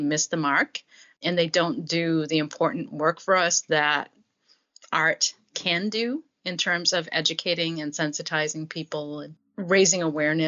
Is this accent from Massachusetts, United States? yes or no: yes; Massachusetts, United States; growing up in Massachusetts